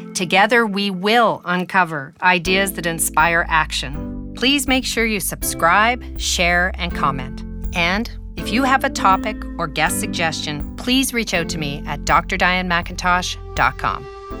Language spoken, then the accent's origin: English; Canada; as a Canadian